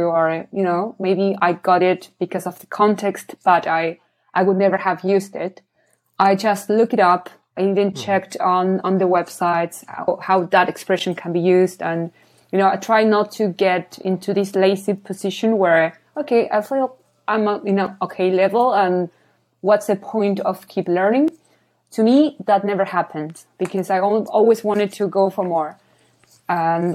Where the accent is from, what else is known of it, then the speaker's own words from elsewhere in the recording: Argentina; English is a second language; moved away as an adult; also born or lived in Australia; now in Copenhagen, Denmark; I'm from Argentina